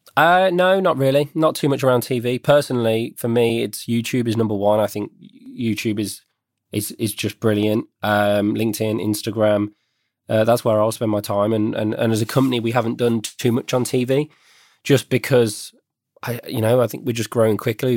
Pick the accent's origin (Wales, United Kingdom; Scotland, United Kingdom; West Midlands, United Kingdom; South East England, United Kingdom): West Midlands, United Kingdom; I was born and bred in the West Midlands